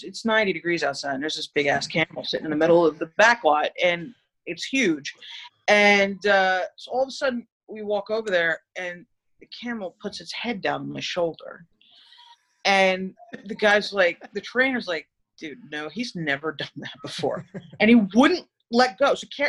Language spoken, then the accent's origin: English; East Coast, United States; I mean, I'm from the East Coast.